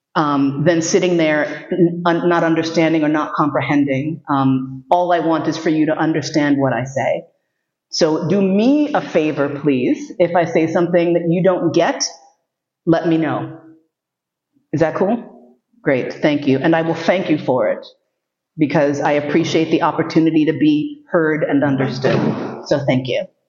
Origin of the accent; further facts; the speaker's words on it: New York City, New York, United States; Growing up in New York City, you see a lot.